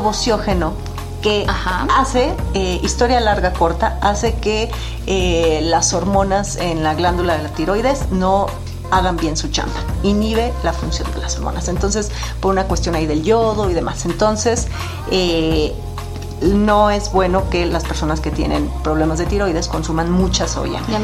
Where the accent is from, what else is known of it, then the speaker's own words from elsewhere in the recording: Mexico; En México comemos un sushi muy tropicalizado